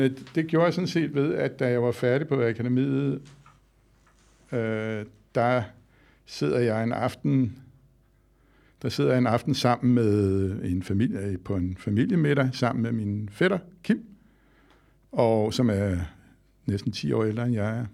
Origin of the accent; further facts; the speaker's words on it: Skovshoved, Capital Region of Denmark, Denmark; jeg voksede op i Skovshoved, her nord for København i Gentofte Kommune